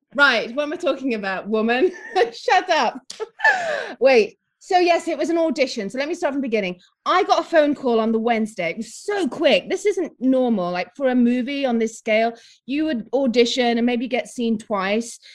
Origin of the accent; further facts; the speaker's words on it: Nottingham, East Midlands, United Kingdom; also born or lived in Philippines; we were raised in Nottingham in England.